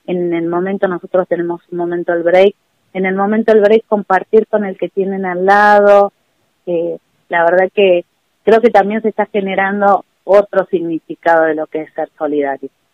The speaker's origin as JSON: {"language": "Spanish", "region": "Buenos Aires", "country": "Argentina", "moved": "as an adult", "lives_now": "Capilla, Argentina", "said": "yo soy de Buenos Aires y hace casi 20 años que estoy viviendo en Capilla"}